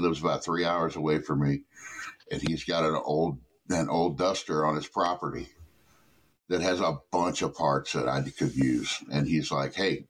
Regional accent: southern Missouri, United States; now in Illinois, United States; I grew up down in southern Missouri

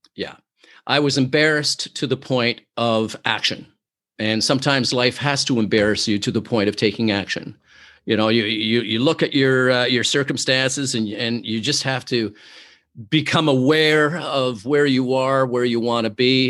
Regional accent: Oshawa, Ontario, Canada; now in Toronto, Canada; I am originally from Oshawa, Ontario, Canada

